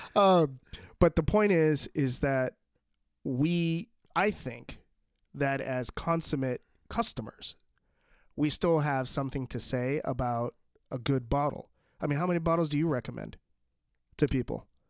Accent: New York, United States; my hometown, um, of New York

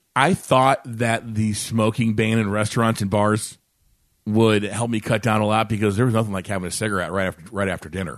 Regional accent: Maryville, Illinois, United States; also born or lived in Edwardsville, Illinois / Glen Carbon, Illinois; I lived in, I grew up in Maryville, Illinois, down the road

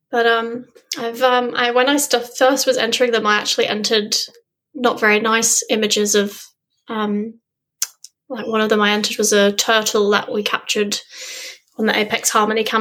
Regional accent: England, United Kingdom; I growing up in England, as I said, I never would have dreamt that I would have been able to see a humpback

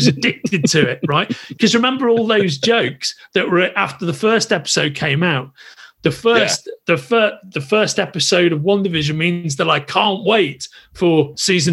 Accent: England, United Kingdom; I'm English.

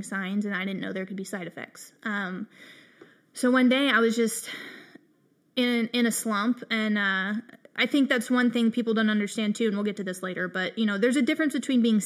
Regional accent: Colorado, United States; moved away; also born or lived in the South; I'm from Colorado

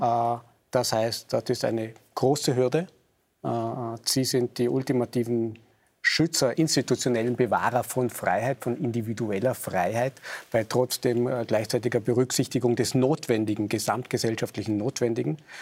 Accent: Vorarlberg, Austria; ich bin Vorarlberger

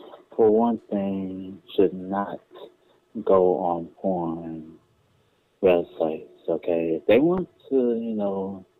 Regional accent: Alabama, United States; I'm from Alabama. And Alabama is the southern state.

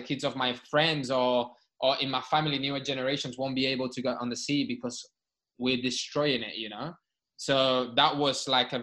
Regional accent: Barcelona, Catalonia, Spain; now in United Kingdom; I was born in Barcelona. I've lived in the sea my whole life.

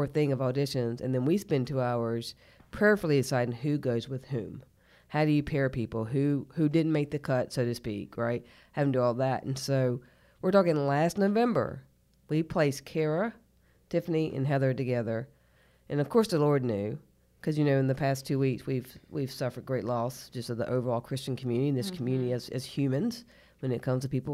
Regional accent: Fort Mill, South Carolina, United States; we found out we're both from Fort Mill, South Carolina, and probably like had the same teachers

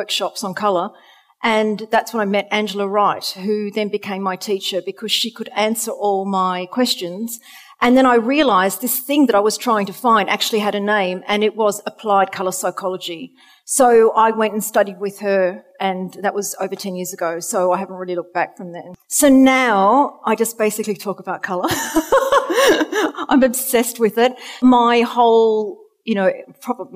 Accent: Australia; moved away; you can hear from my accent, I'm originally from Australia.

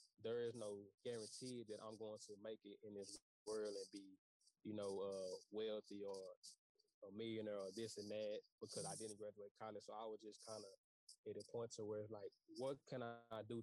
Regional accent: Dallas, Texas, United States; I'm from Dallas, Texas

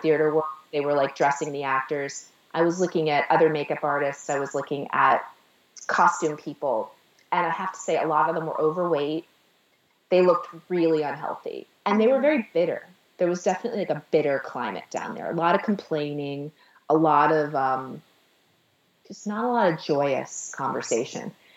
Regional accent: Sheffield, Massachusetts, United States; moved away as an adult; also born or lived in Staten Island, New York; now in Manhattan, United States; I'm from Sheffield, Massachusetts

